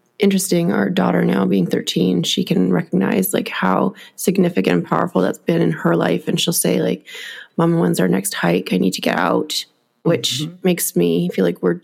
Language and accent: English; Vancouver, British Columbia, Canada; moved away as an adult; also born or lived in Ladner, BC; now in Kamloops, Canada; I grew up in Vancouver and I know that area so well